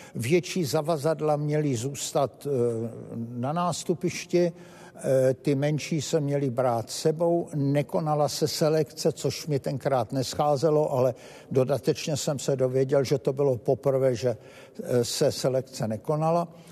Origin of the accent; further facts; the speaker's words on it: Bratislava, Bratislava Region, Slovakia; my jsme z Bratislavy